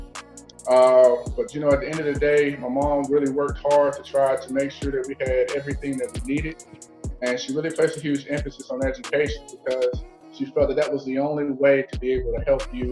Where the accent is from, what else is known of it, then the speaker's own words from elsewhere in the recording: Nashville, Tennessee, United States; now in St. Louis, United States; I'm here from St. Louis, Missouri, but I'm originally from Nashville, Tennessee.